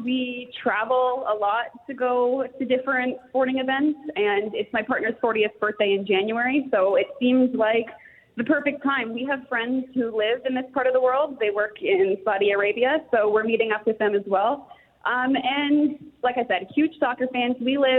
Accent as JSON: {"language": "English", "region": "England", "country": "United Kingdom", "said": "Yeah, well, I was born in England, originally from there"}